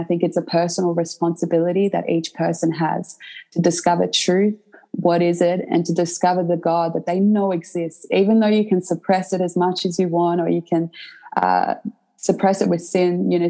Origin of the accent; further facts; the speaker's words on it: Croatia; now in Australia; And essentially when I moved to Australia, because I came from Croatia, my grandparents raised me, and they were zealous and very dedicated Catholics.